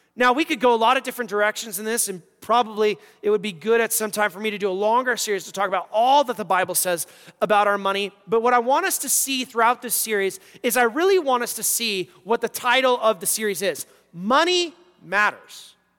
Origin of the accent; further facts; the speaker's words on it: United States; as American Christians